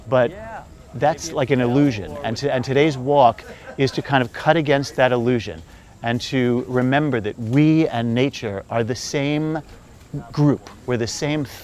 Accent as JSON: {"language": "English", "region": "New York", "country": "United States", "said": "As a New Yorker, sometimes I say to myself, did I just miss winter and fall?"}